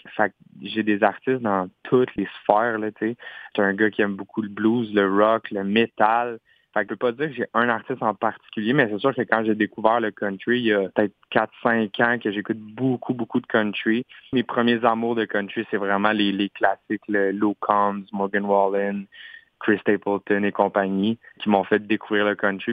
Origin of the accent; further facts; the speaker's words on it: Quebec, Canada; first language French; je suis, québécois, je suis pas anglophone. Fait ma langue maternelle, c'est vraiment le français.